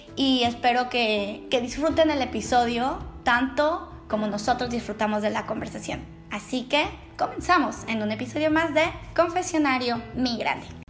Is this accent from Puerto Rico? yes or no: no; Mexico; now in Netherlands; una mexicana viviendo en Holanda